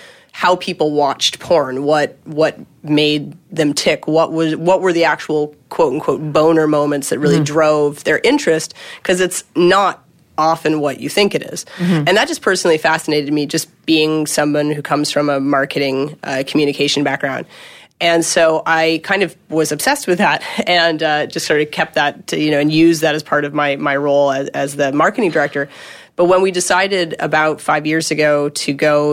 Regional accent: Canada; now in Los Angeles, United States; I'm a Canadian

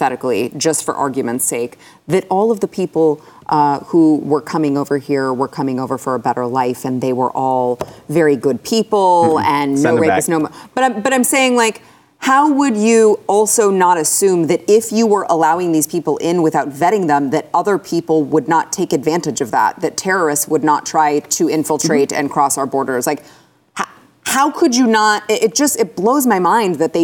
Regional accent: United States; I was born here

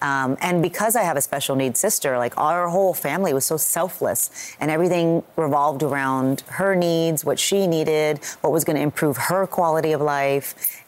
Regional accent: United States; because we're Americans.

